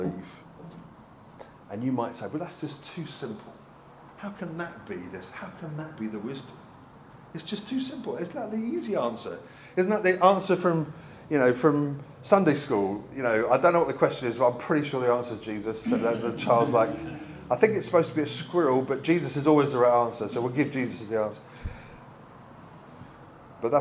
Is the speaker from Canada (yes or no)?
no; United Kingdom; also born or lived in Brighton / South Africa; now in Bristol, United Kingdom; I'm British